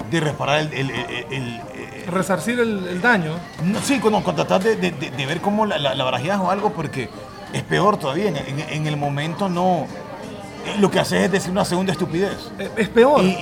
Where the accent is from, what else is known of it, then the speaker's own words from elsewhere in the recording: Guayaquil, Guayas, Ecuador; now in Honduras; De Guayaquil. Ajá. Yo, le digo a la gente, yo vine a Honduras en el 94